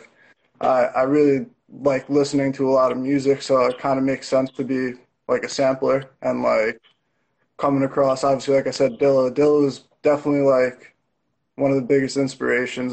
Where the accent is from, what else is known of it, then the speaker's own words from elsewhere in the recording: New Jersey, United States; I'm from New Jersey, not too far from the city